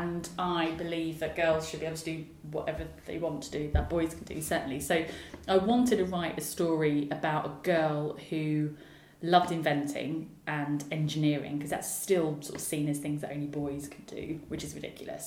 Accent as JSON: {"language": "English", "town": "Southend-on-Sea", "region": "East of England", "country": "United Kingdom", "tie": "born or raised there", "said": "I grew up in Southend-on-Sea, which is where I live now"}